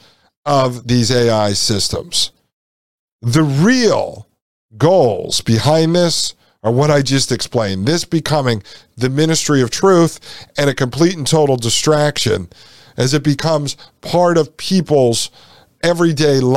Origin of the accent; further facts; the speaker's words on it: United States; Here in the United States, we used to celebrate our heritage under the banner of the American flag